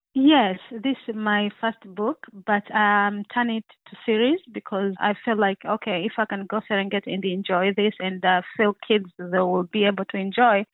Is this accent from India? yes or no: no; Tanzania; I'm original from Tanzania, East Africa